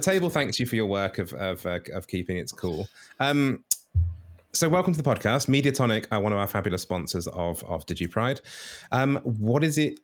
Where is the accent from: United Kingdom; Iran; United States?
United Kingdom